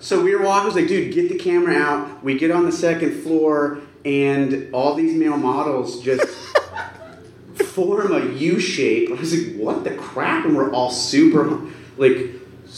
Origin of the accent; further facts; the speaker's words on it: Satellite Beach, Florida, United States; I grew up in Florida. In fifth grade, they played that movie for free. In Satellite Beach